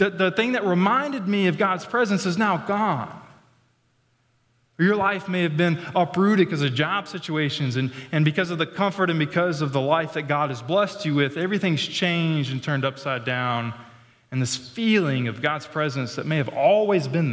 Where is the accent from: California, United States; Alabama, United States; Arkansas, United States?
Arkansas, United States; I'm from Arkansas